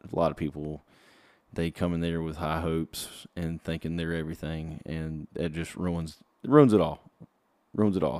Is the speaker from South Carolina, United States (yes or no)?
yes; South Carolina, United States; I'm from from South Carolina, so I've always, uh, grew up going to Clemson games